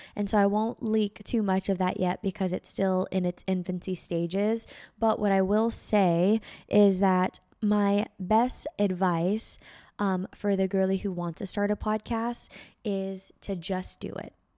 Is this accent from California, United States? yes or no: yes; Bay Area, California, United States; moved away; also born or lived in Reno, Nevada; from my hometown to my college, from the Bay Area to Reno, Nevada